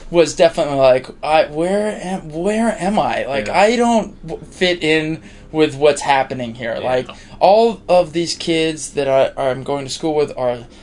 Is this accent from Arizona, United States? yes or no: yes; Tucson, Arizona, United States; now in New York, United States; I grew up in Tucson